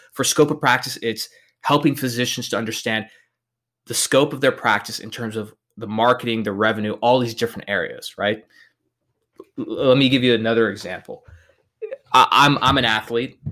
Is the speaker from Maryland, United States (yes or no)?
no; El Paso, Texas, United States; I'm born and raised in El Paso, Texas